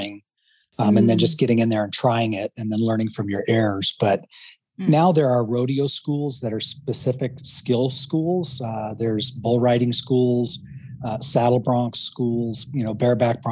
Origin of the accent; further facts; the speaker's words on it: Casper, Wyoming, United States; moved away as an adult; also born or lived in upstate New York / Billings, Montana; now in Phoenix, United States; I was born in Casper, Wyoming. So as a kid, exposed to the rodeos that they had in Casper